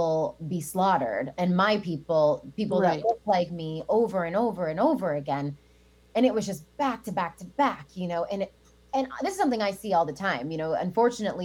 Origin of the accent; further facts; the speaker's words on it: Alexandria, Virginia, United States; I was raised on George Washington's slave land